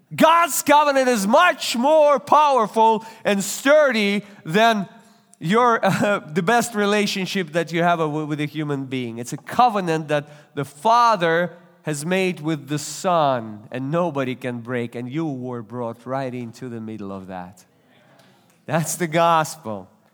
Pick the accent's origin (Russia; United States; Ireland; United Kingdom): Russia; English is a second language; moved away; I was born and raised in Russia. You, you can tell by, by an accent, by my accent.